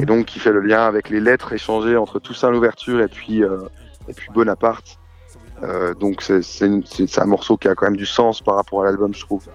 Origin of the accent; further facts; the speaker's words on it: Besançon, Bourgogne-Franche-Comté, France; à Besançon, chez moi, Besançon en Franche-Comté